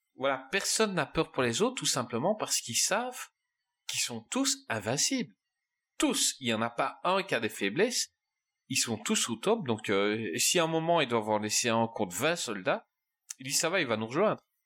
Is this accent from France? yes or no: no; Belgium; je suis belge